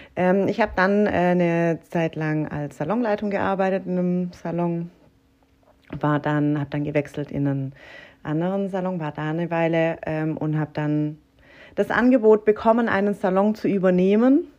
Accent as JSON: {"language": "German", "town": "Herrenberg", "region": "Baden-Württemberg", "country": "Germany", "tie": "born or raised there", "also_born_or_lived": "Kuppingen", "said": "Komme von OB singen und bin ähm, Vollblut"}